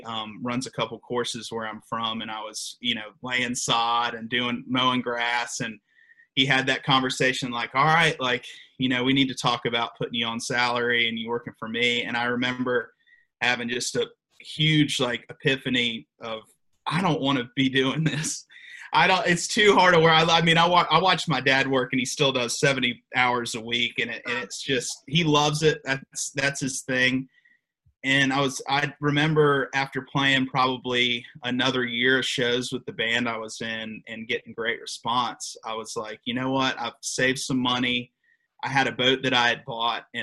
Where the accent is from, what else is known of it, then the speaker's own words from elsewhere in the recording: Aiken, South Carolina, United States; also born or lived in Alabama; my old apartment in Aiken, South Carolina, where I'm from